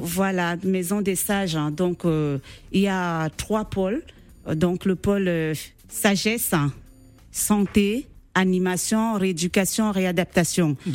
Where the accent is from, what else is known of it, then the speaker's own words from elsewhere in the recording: Cameroon; moved away; Je suis camerounaise